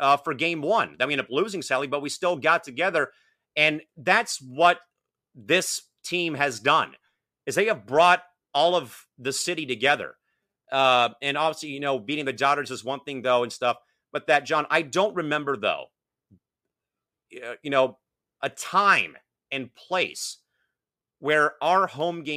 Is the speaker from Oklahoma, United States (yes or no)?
no; San Diego, California, United States; I work with, you know, our hockey team here in San Diego